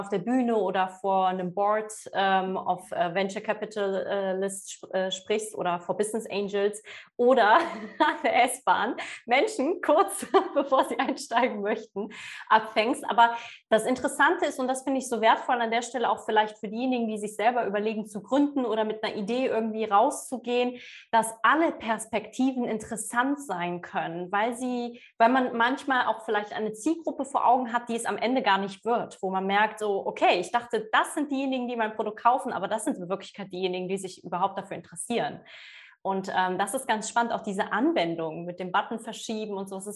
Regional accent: Poland

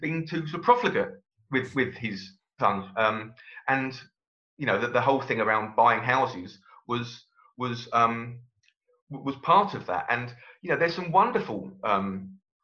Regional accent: Brighton, South East England, United Kingdom; I was born in Brighton, and I've lived in Brighton all my life, apart from my time away at university

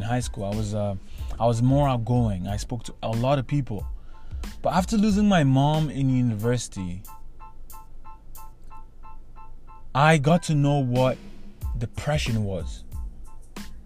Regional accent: Nigeria; moved away as an adult; now in Canada; I grew up in Nigeria my whole life, and I had to leave my country to come to Canada for university

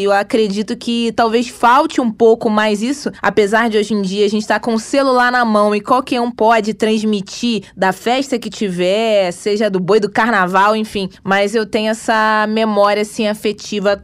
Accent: Rio de Janeiro, Brazil; Dizem que aqui no Rio a gente não tem sotaque, que todo o Brasil tem. Aqui a gente fala puxando esse X, esse S.

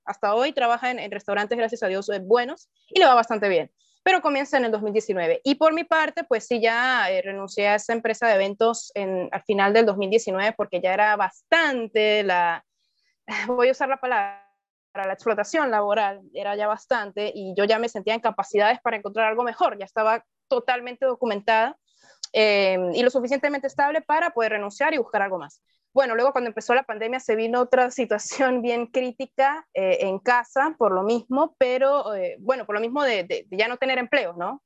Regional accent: San Cristóbal, Táchira, Venezuela; moved away as an adult; now in Lima, Peru; en mi ciudad natal, en San Cristóbal, que es la capital del estado Táchira

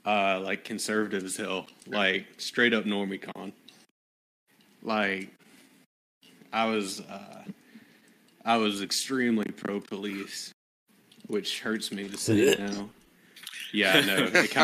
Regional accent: Arkansas, United States; I grew up in Arkansas.

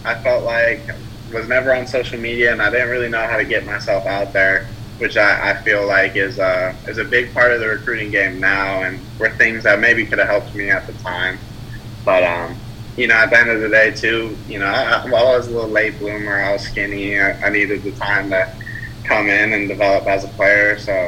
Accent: California, United States; born there; You know, my family is from the West Coast. I was born in California. That's where we reside currently. But all through my childhood, you know, all the way up through high school, we were moving around a lot.

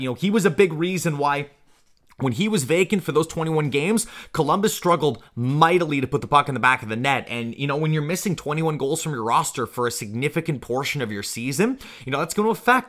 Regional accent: Canada; being a Canadian

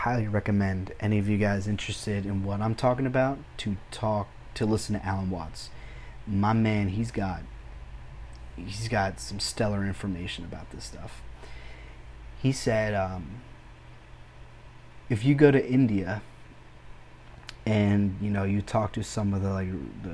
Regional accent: Mexico; moved away; I'm Hispanic. I was born in Mexico

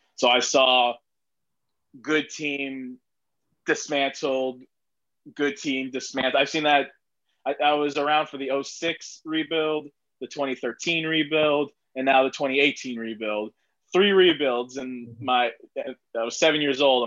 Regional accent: Miami Gardens, Florida, United States; I grew up like 10 minutes away from the old stadium, Joe mm-hmm. Robbie slash Sun Life slash Dolphin Stadium

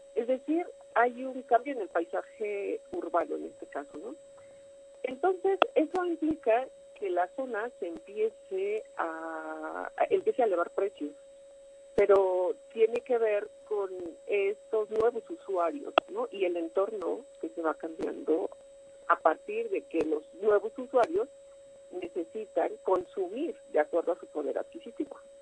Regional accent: Mexico; como mexicanos

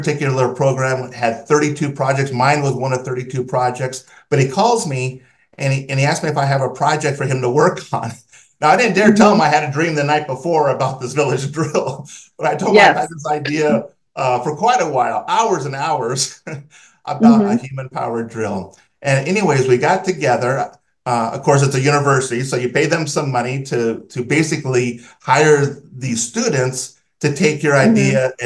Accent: Southern California, United States; I grew up in Southern California in the USA, and my water came out of a tap

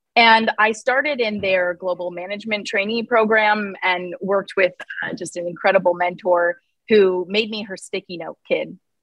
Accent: Nebraska, United States; now in Cleveland, United States; I was born in Nebraska

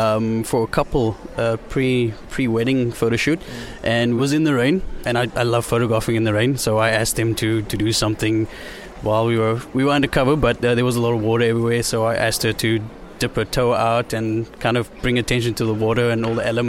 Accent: South Africa; moved away as an adult; now in South Korea; I'm from South Africa. I've been here for 3 years, and I teach.

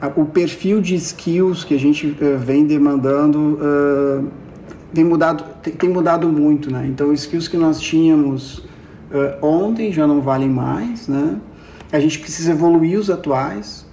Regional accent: Porto Alegre, Rio Grande do Sul, Brazil; moved away as an adult; now in Lisbon, Portugal; Eu sou nascido em Porto Alegre e há três anos, três anos e meio, uh, me mudei para Lisboa.

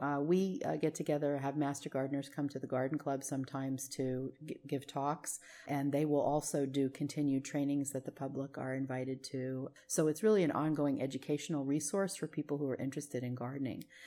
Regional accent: New Jersey, United States; now in Vallejo, United States; I grew up in New Jersey

